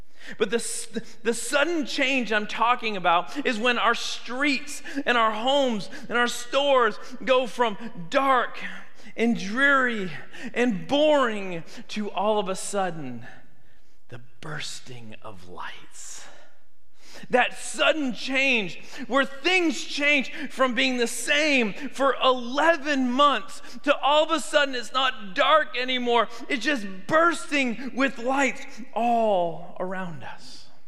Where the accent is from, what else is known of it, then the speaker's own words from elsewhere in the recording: Canada; But I grew up in Canada